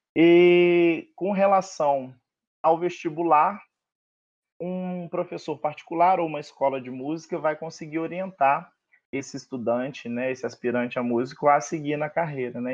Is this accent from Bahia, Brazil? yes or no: no; Além Paraíba, Minas Gerais, Brazil; now in Rio de Janeiro, Brazil; eu sou mineiro com muito orgulho, moro no Rio há mais de 10 anos